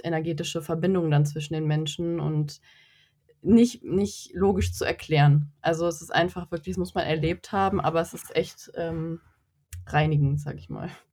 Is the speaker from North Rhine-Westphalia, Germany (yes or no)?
yes; North Rhine-Westphalia, Germany; Ich komme aus NRW